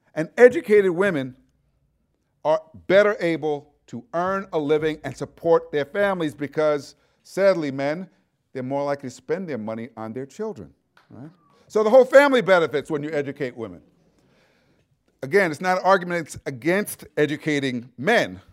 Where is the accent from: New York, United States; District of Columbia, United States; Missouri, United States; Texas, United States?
New York, United States; New York City; moved away; I'm from New York City originally. Uh, lived at, part of the time in Brooklyn, a area called Brownsville